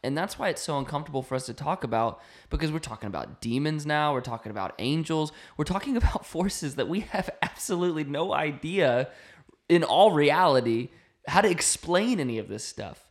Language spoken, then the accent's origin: English; North Carolina, United States; moved away; we grew up in North Carolina.